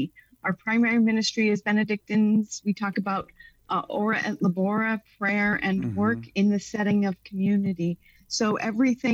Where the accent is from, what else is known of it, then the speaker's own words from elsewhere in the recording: New Jersey, United States; moved away as an adult; now in Chicago, United States; I grew up in New Jersey. I moved to Chicago for graduate school